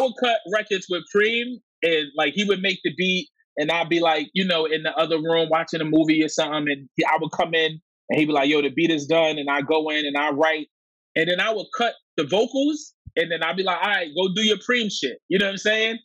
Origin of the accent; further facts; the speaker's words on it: New York City, New York, United States; I'm from Coney Island, you know, super specifically. And growing up in Coney Island, you know, in the in the '90s